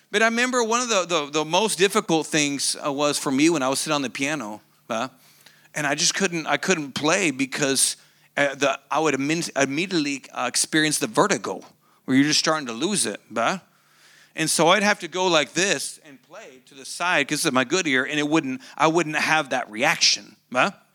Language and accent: English; Oklahoma, United States; moved away; I grew up in Bible Belt, Oklahoma